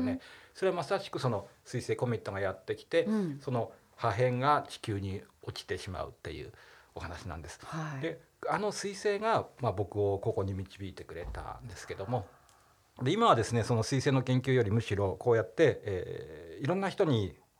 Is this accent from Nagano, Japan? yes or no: yes; Nagano, Japan; 長野ですから地元信州大学ってとこに行ったんですけど